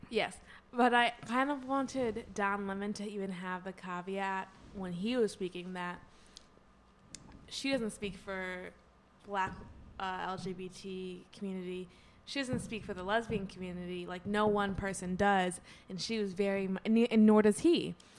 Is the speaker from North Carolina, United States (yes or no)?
no; Southfield, Michigan, United States; moved away; Back in my home state